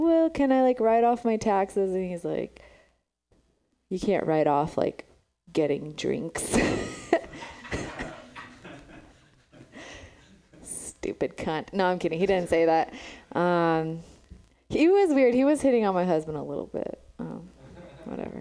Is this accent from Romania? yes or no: yes; Romania; now in San Francisco, United States; I'm from Romania. That's where I was born.